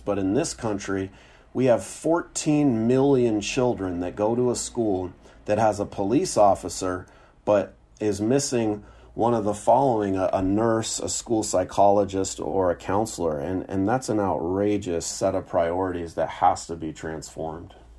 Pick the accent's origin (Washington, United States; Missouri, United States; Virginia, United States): Washington, United States; Seattle; moved away as an adult; moving back to my hometown of Seattle